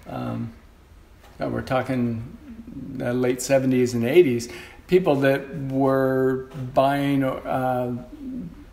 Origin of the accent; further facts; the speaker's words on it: Monterey, California, United States; moved away as an adult; now in Oregon, United States; I grew up on the Monterey Peninsula in Central Coast, California